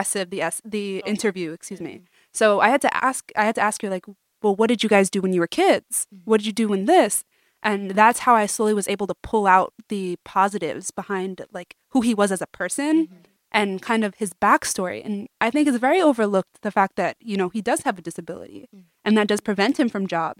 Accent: New York City, New York, United States; we're from Brooklyn

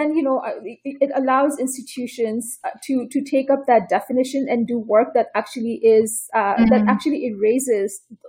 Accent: Toronto, Ontario, Canada; now in San Diego, United States; And I come from Toronto. That's where I did my PhD

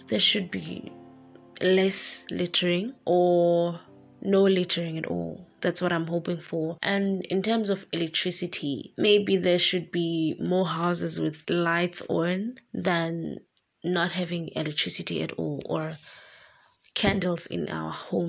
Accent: East London, Eastern Cape, South Africa; moved away; also born or lived in Khayelitsha; from Eastern Cape in East London.

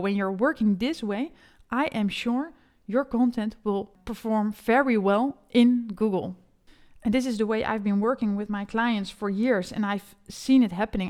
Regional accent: Netherlands; English is a second language; an SEO specialist from the Netherlands

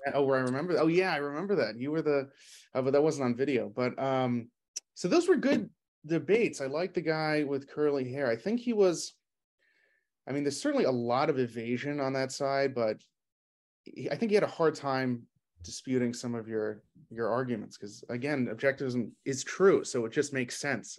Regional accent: New York City, New York, United States; I'm from New York City

